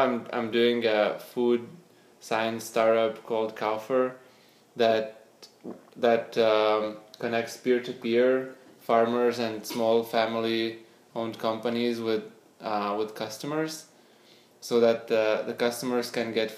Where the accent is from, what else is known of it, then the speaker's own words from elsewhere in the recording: Panevėžys, Panevėžys County, Lithuania; moved away as an adult; also born or lived in Vilnius, Lithuania / Switzerland; now in San Francisco, United States; I grew up in Lithuania. I was born in a small town of Panevėžys